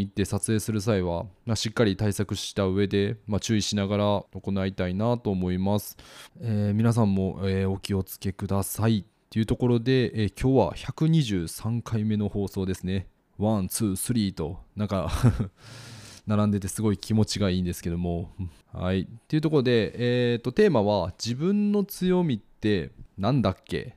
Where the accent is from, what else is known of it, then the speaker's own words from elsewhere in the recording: Kansai, Japan; moved away as an adult; also born or lived in Osaka; now in Kochi, Japan; 僕の実家の関西